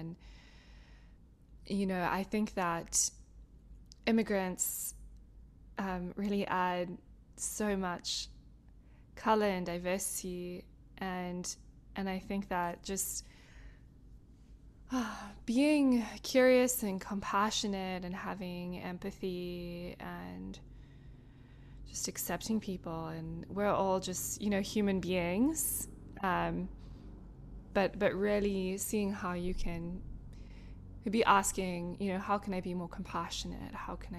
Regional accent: South Africa; now in United States; Because I'm from somewhere different. And so when I'm here, I'm South African, but when I'm in South Africa, I'm American.

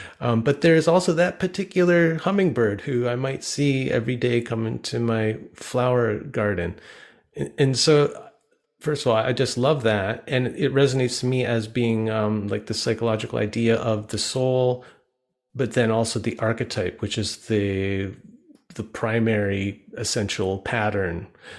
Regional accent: Canada; we're both human, you know, we're both Canadian, mm-hmm. we're both Ashaninkan.

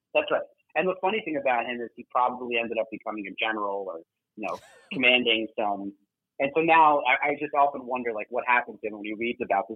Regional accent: New York, United States; as a New Yorker

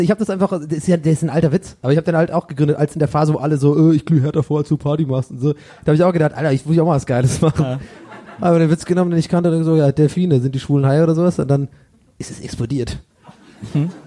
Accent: Swabia, Germany; moved away; bei uns im Schwabenland hat jeder immer so einen schönen Keller

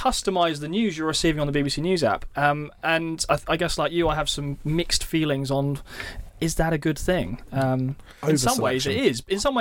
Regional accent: Eastbourne, South East England, United Kingdom; moved away as an adult; also born or lived in Southampton; now in London, United Kingdom; I grew up in Eastbourne

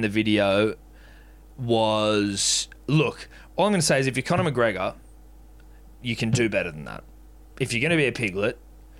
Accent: Australia; Now, as an Australian

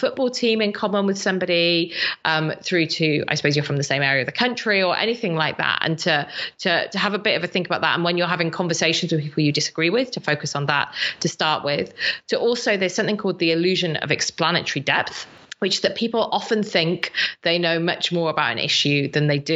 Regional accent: South Wales, United Kingdom; I'm from South Wales

